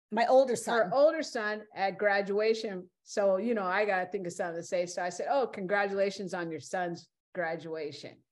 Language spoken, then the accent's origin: English; California, United States; you know, and me, I'm from California, so that ain't far. That ain't nothing.